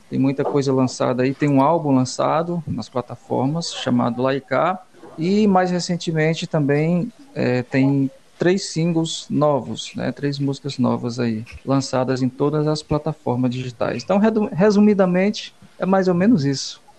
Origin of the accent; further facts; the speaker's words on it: Valença do Piauí, Piauí, Brazil; now in Teresina, Brazil; eu sou de Valença, do Piauí, venho de Valença